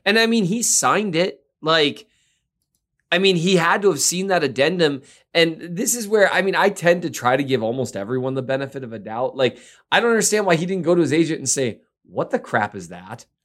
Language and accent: English; Minnesota, United States; I'm from Minnesota.